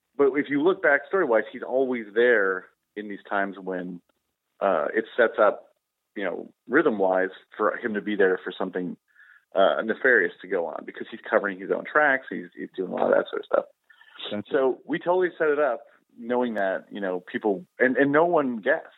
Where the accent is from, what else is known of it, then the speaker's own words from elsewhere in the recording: Wausau, Wisconsin, United States; I was growing up in Wausau, Wisconsin